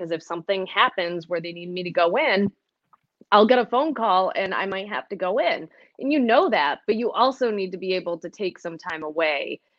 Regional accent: Northeast, United States; also born or lived in Montana; coming here to Western New York was like coming home because I grew up in the Northeast.

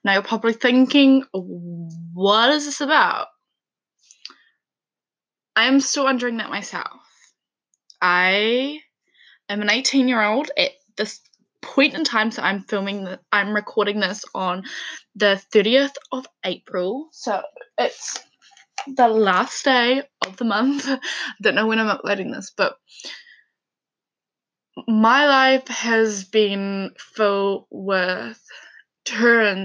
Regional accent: Levin, Manawatū-Whanganui, New Zealand; also born or lived in Dannevirke, New Zealand; So I am from New Zealand. I grew up in a small town called Leven, and then I moved to a town called Dannyberg

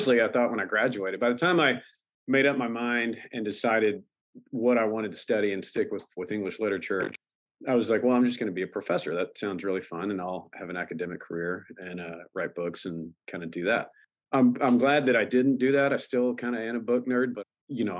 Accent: Fort Worth, Texas, United States; also born or lived in Lubbock, Texas / Aledo, Texas; hometown for me is Fort Worth.

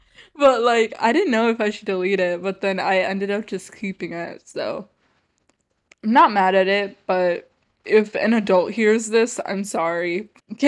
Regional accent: India; Okay, well, for me, I'm Indian, so I have a lot of like family friends.

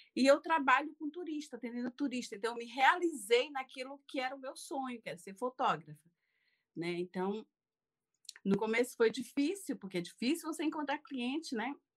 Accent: interior of Maranhão, Brazil; moved away as an adult; also born or lived in Fortaleza, Brazil; now in France; nasci numa cidade muito pequena do interior do Maranhão, né? E com 19 anos fui morar em Fortaleza.

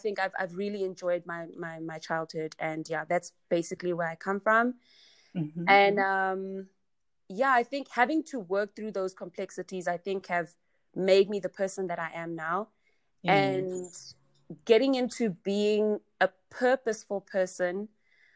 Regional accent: Johannesburg, Gauteng, South Africa; also born or lived in Vaal; So I grew up in Johannesburg. I was actually born in the Vaal.

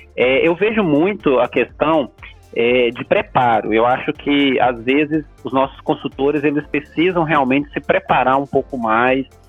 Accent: Minas Gerais, Brazil; now in Belo Horizonte, Brazil; como bom mineiro

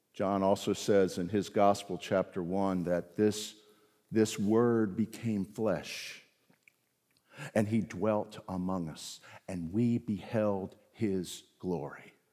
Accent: the South, Southern United States, United States; also born or lived in South Carolina / Virginia; I'm a Southerner, deep down. lived most of my life in the South

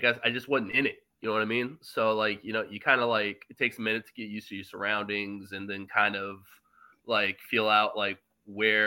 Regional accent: Charlottesville, Virginia, United States; moved away as an adult; also born or lived in Richmond, Virginia; now in New York City, United States; originally, I grew up in Charlottesville

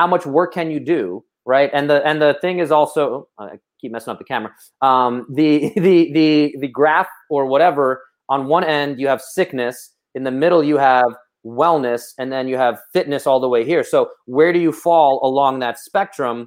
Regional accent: New York City, New York, United States; I'm from Brooklyn

